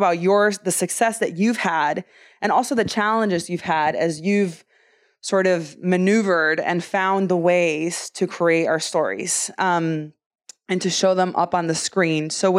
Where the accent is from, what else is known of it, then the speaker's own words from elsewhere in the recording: United States; I grew up undocumented in the United States.